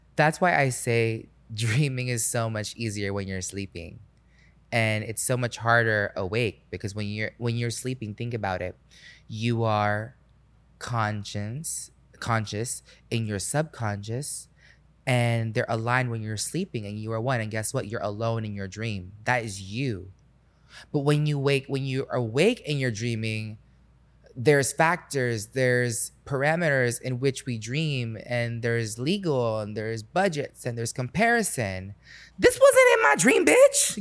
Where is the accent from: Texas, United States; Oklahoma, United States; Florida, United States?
Florida, United States; Orlando; when I grew up in Orlando, I grew up on five acres